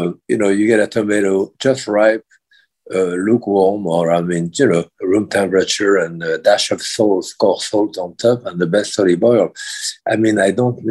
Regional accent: France; moved away; being French

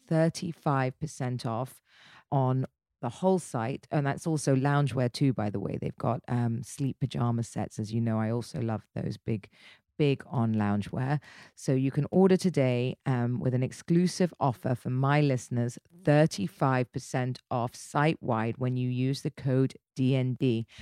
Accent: United Kingdom; I'm very British

